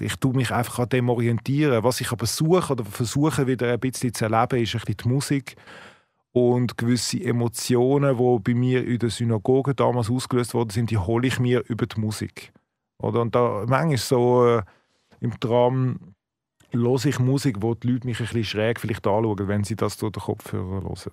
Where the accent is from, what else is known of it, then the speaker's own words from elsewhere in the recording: Switzerland; als Schweizer